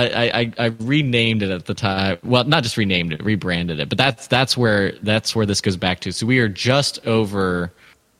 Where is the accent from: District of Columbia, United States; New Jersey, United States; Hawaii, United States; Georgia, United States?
Georgia, United States; Atlanta; I grew up partly in Atlanta